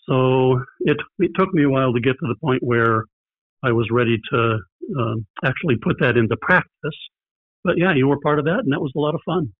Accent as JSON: {"language": "English", "town": "Richmond", "region": "Indiana", "country": "United States", "tie": "born or raised there", "also_born_or_lived": "Wisconsin / northern Kentucky", "lives_now": "Bloomington, United States", "said": "I grew up in Richmond, but Bloomington is now home."}